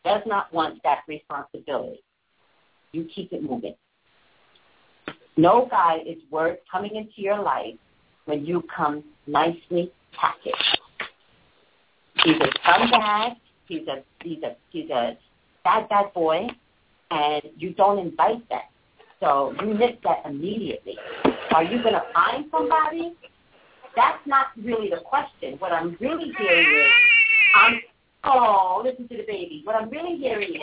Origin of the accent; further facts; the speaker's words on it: New York, United States; I'm from New York